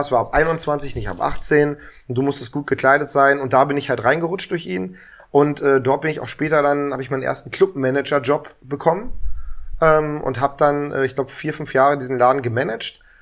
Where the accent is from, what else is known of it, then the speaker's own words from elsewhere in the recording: Berlin, Germany; Ich bin ein richtiger Urberliner, aufgewachsen am Kudamm, also Wittenbergplatz